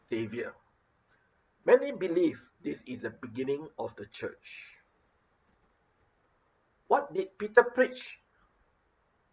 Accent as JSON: {"language": "English", "country": "Singapore", "moved": "yes", "lives_now": "Philippines", "said": "Being a Singaporean"}